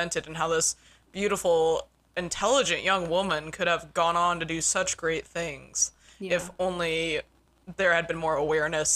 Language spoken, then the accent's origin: English; Westminster, Colorado, United States; moved away; I grew up in Westminster between Denver and Boulder